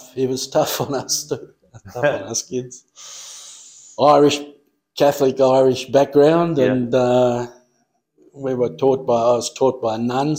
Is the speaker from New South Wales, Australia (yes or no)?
yes; Coonabarabran, New South Wales, Australia; moved away; also born or lived in Western Australia / Malaysia / Broome; No, I come from a place called Coonabarabran in New South Wales, which is about 300 miles from Sydney in the west.